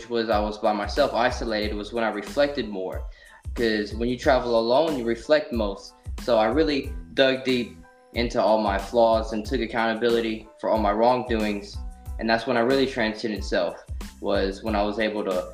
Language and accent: English; Simmesport, Louisiana, United States; I was raised in Simsport, Louisiana, you know, adopted. My descendants is actually Cuban, but I'm raised in Louisiana